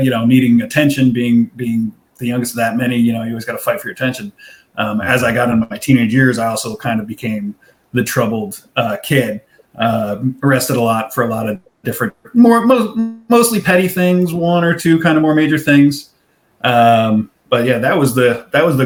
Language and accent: English; New Jersey, United States; also born or lived in Pennsylvania; we're Jersey